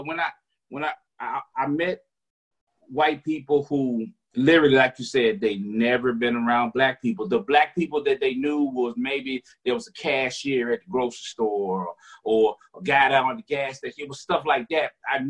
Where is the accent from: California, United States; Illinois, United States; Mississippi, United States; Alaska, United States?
Mississippi, United States; Vicksburg; moved away as an adult; also born or lived in Philadelphia, Pennsylvania; I grew up in Mississippi.